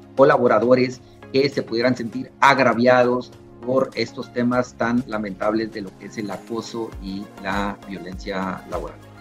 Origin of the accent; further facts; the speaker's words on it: Mexico; como buenos mexicanos